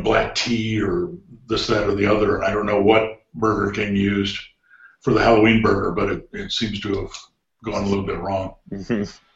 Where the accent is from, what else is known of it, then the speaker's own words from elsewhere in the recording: Cleveland, Ohio, United States; I grew up in Cleveland